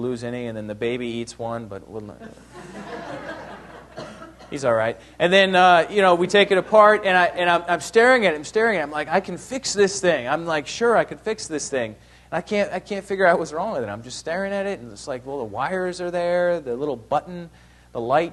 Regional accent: New York, United States; also born or lived in Ohio; I was born in Ohio, but I grew up in New York

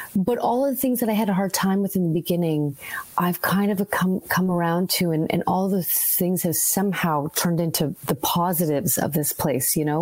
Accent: Vancouver, British Columbia, Canada; also born or lived in Halifax, Nova Scotia; now in Toronto, Canada; So I grew up in BC. I grew up in Vancouver. I was born in Halifax and I moved to Vancouver probably when I was about eight years old.

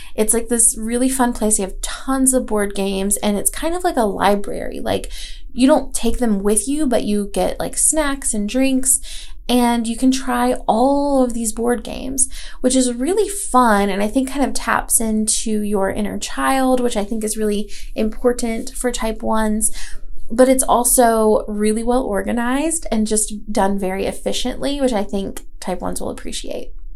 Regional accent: Asheville, North Carolina, United States; moved away; I am from Asheville. I grew up here for the most part and moved back when I was, uh, you know, back in 2012

